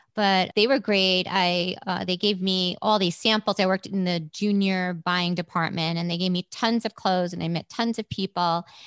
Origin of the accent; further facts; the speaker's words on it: New York City, New York, United States; moved away as an adult; now in Prescott, United States; I was born and raised in Brooklyn in a place called Trump Village.